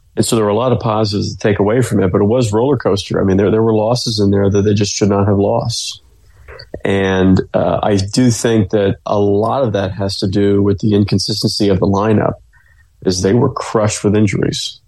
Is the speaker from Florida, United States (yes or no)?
yes; Clearwater, Florida, United States; I'm from the Clearwater Largo area, so I grew up saltwater fishing a lot